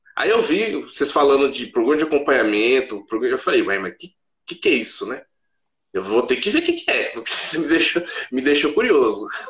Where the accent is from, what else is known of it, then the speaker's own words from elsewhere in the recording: Mogi das Cruzes, São Paulo, Brazil; eu sou de Mogi das Cruzes, São Paulo